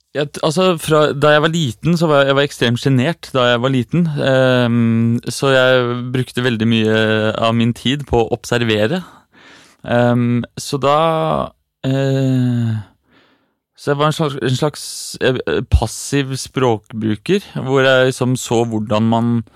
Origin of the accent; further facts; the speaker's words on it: Eastern Norway, Norway; now in Oslo, Norway; jeg er fra Østlandet